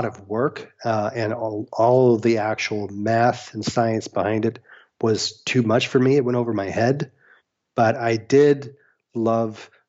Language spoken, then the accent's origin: English; Norman, Oklahoma, United States; also born or lived in Houston, Texas; now in Los Angeles, United States; I grew up in Norman, Oklahoma